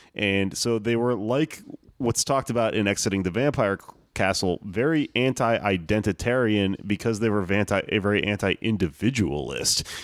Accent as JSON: {"language": "English", "country": "United States", "said": "I am American"}